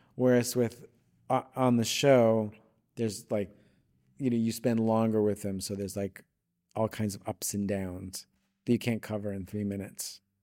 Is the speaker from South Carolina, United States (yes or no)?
no; Long Island, New York, United States; moved away as an adult; now in Los Angeles, United States; I grew up on Long Island, New York